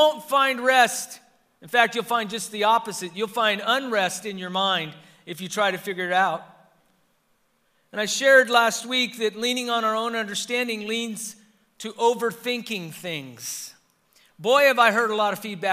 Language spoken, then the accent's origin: English; Southern California, United States; I learned when I lived in Northern California, they can tell that I'm from Southern Cal because of how I mentioned the freeways